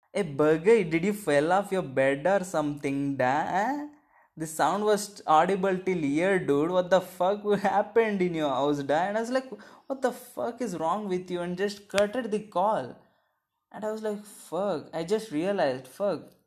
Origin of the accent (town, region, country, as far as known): India